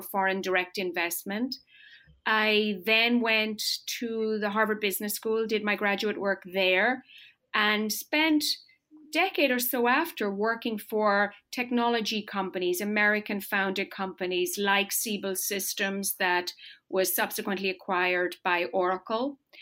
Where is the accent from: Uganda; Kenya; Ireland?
Ireland; moved away as an adult; now in United States; I was born and raised in rural Ireland. I grew up on a farm.